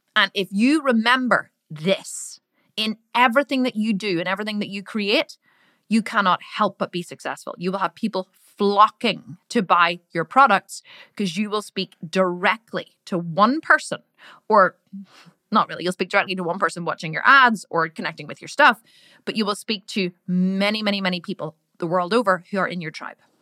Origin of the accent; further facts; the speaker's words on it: Ireland; accent: Irish; I'm Irish. I'm Irish. Like, sometimes I sound really Irish because I am Irish, right? And in Ireland, we say the word fuck a lot